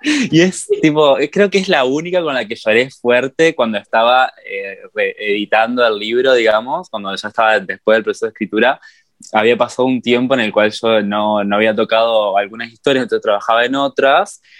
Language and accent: Spanish; Entre Ríos, Argentina; moved away as an adult; now in Córdoba, Argentina; yo cuando me mudé acá a Córdoba, yo soy de Entre Ríos, cuando me mudé a Córdoba